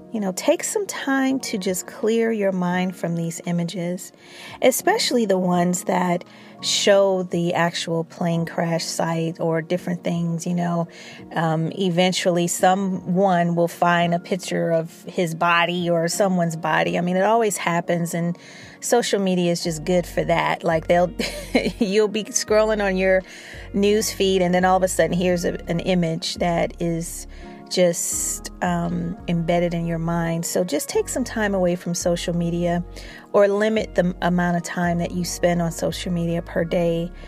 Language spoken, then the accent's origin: English; Chicago, Illinois, United States; I'm from Chicago